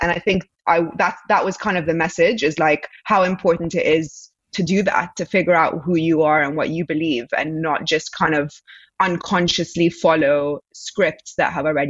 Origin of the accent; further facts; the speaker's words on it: Egypt; So I'm from Egypt, obviously, and I have lived here in the past just briefly for a year when I was 12.